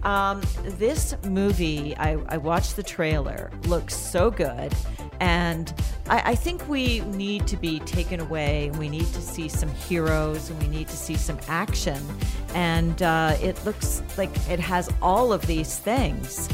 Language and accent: English; Canada; now in United States; being a Canadian myself